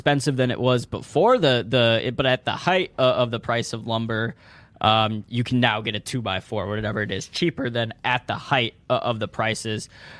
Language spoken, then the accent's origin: English; St. Louis, Missouri, United States; also born or lived in Columbia, Missouri; I'm from St. Louis, but I went to school in Columbia, which is smack dab in the middle of the state